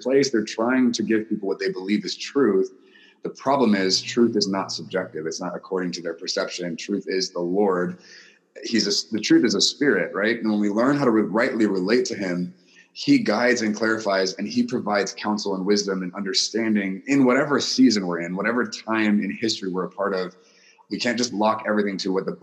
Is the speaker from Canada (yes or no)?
no; Guam; I was born in Guam. My mom is American. My dad is Japanese. So I was raised by two different cultures in a culture that was neither of theirs